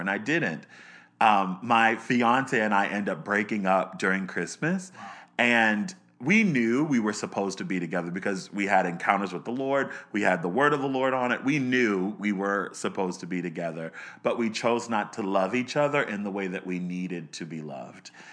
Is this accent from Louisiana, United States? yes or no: no; Baltimore, Maryland, United States; I was born in Baltimore, Maryland. Um, I grew up in the suburbs of Baltimore